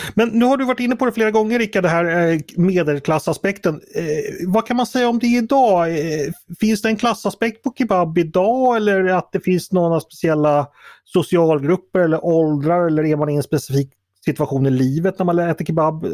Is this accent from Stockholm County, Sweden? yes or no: yes; Stockholm, Stockholm County, Sweden; min uppfattning som stockholmare